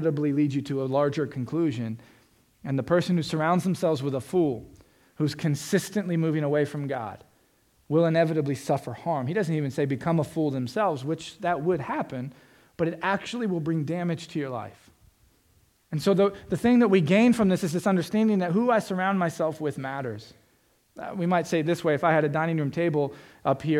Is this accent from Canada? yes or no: no; Florida, United States; I'm from Florida. It's flat, like Indiana